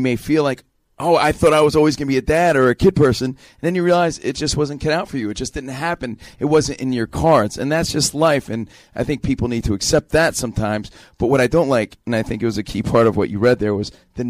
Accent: New Jersey, United States; moved away as an adult; also born or lived in New York; now in Los Angeles, United States; growing up in New Jersey

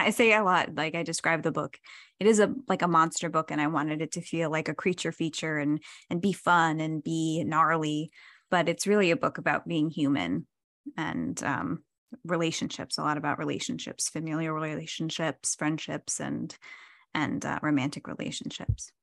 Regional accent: New Jersey, United States; moved away; I'm from New Jersey

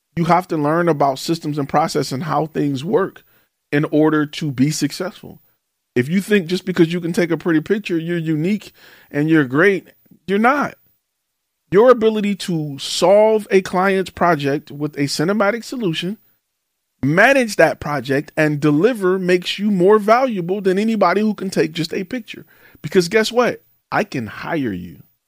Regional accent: Detroit, Michigan, United States; moved away; I'm from Detroit

